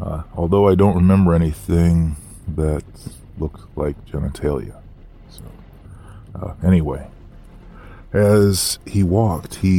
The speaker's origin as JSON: {"language": "English", "region": "Northern California", "country": "United States", "tie": "born or raised there", "said": "I grew up in Northern California"}